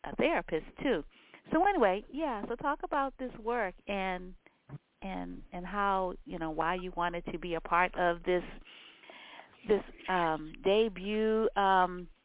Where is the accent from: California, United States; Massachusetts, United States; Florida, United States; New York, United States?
California, United States; San Francisco; I grew up in San Francisco as well